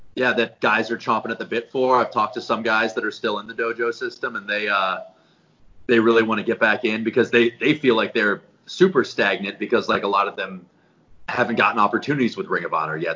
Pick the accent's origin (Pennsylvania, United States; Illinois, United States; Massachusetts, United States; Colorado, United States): Colorado, United States; moved away as an adult; also born or lived in Nebraska; I grew up in Colorado